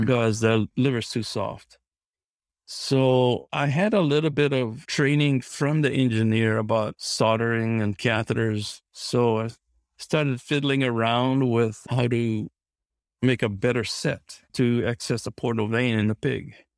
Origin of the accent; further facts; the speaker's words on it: Kauai, Hawaii, United States; moved away as an adult; also born or lived in Corvallis, Oregon; I grew up on Kauai in Hawaii